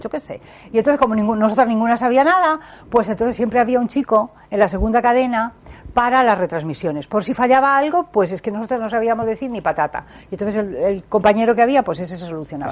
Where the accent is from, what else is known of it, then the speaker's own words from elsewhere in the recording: Alcoy, Valencian Community, Spain; como alcoyana que soy